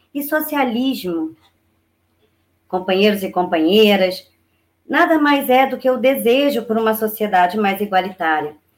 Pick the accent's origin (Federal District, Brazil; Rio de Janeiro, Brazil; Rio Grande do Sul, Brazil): Rio de Janeiro, Brazil; Duque de Caxias; Eu nasci em Gramacho, em Duque de Caxias, e me criei em Gramacho no, na fase mais importante de um ser humano, né? Do momento em que eu nasci até os 13 anos.